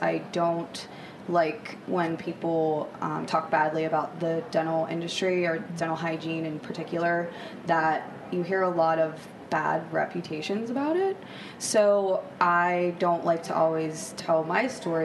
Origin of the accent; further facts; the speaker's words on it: Pittsburgh, Pennsylvania, United States; also born or lived in West Virginia; I'm from Pittsburgh, Pennsylvania, born and raised